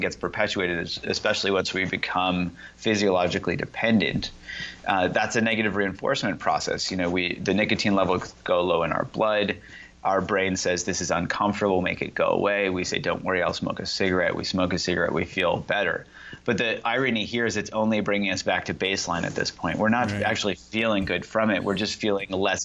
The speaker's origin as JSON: {"language": "English", "region": "Indiana", "country": "United States", "tie": "born or raised there", "said": "I grew up in Indiana"}